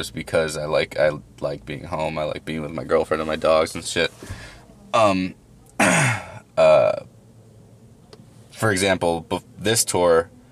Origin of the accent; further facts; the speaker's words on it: Schererville, Indiana, United States; also born or lived in Highland, Indiana; I grew up in Schererville, which is one town over